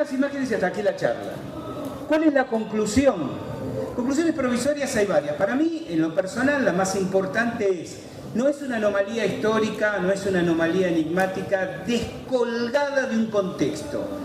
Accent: Chile; Yo vengo de Chile

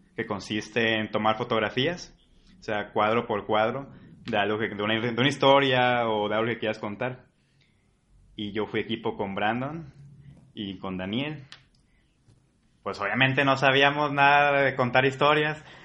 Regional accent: Colima, Mexico; soy de Colima

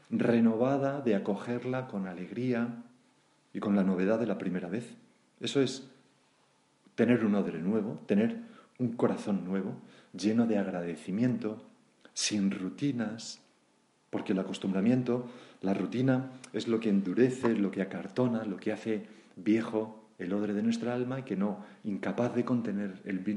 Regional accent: Granada, Andalusia, Spain; ya cuando me han jubilado, me he venido de vuelta a mi tierra, Granada, y ahora que tengo ochenta y tantos años

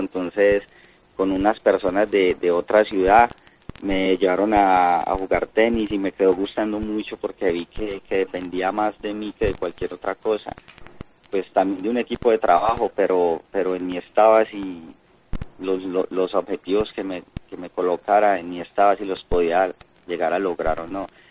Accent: Colombia; A Colombia regreso hoy porque tengo torneo este fin de semana a partir del jueves allá en mi país

